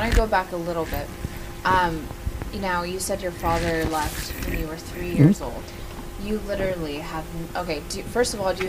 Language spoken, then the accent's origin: English; South Orange County, California, United States; I'm from South Orange County, right?